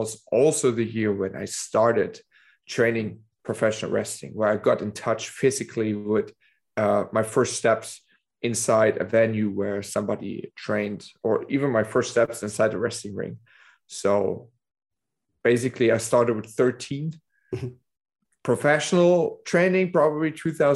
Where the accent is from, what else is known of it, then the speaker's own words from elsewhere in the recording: Dresden, Saxony, Germany; the place where I'm from Dresden, Germany, which is the east